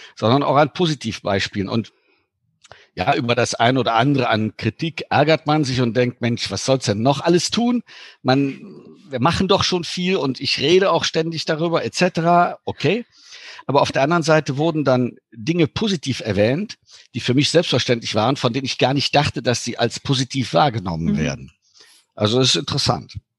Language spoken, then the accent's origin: German; Cologne, North Rhine-Westphalia, Germany; moved away; also born or lived in Luxembourg; ich bin gebürtiger Kölsche